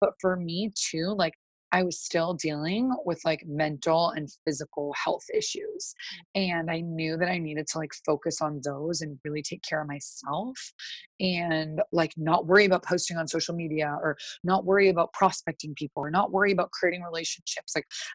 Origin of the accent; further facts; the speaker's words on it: East Coast, United States; I'm from the East Coast.